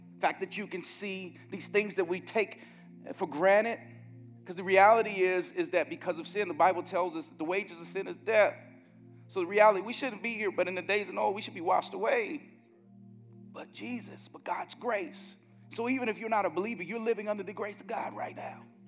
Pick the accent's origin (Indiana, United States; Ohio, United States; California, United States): Indiana, United States; Gary; growing up in Gary, Indiana, the murder camp of the world when I was growing up there